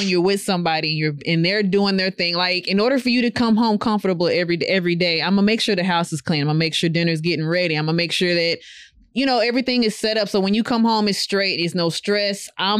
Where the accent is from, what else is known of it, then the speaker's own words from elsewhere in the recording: Waco, Texas, United States; Because I'm from Waco, buddy. Not at all different. The slums are the slums, all right?